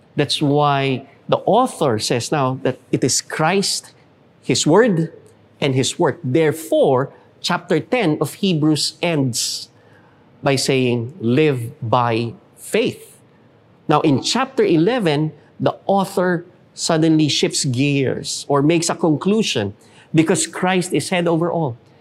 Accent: Philippines; We will do what we need to do as Filipino citizens

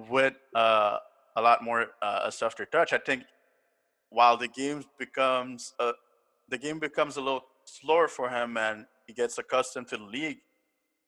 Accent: Canada; I'm Canadian

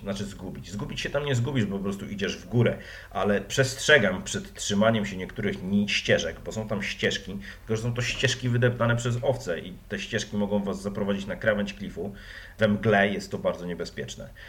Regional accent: Wrocław, Lower Silesian Voivodeship, Poland; Jestem z Wrocławia

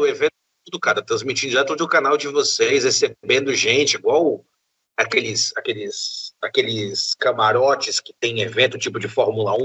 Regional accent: interior of Bahia, Brazil; Eu sou do interior da Bahia

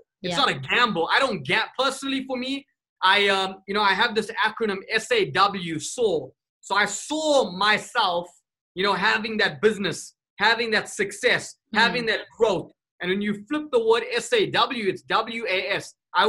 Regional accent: South Africa; I come from South Africa, 1994, the year that I was born.

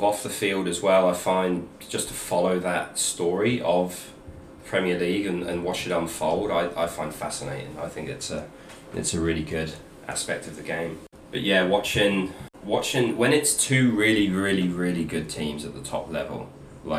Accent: King's Lynn, East of England, United Kingdom; I'm from Norfolk.

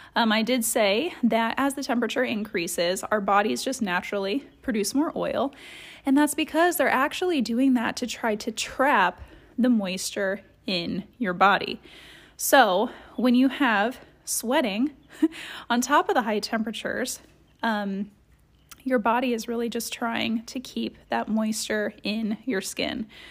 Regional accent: Columbus, Ohio, United States; I grew up in Columbus, Ohio

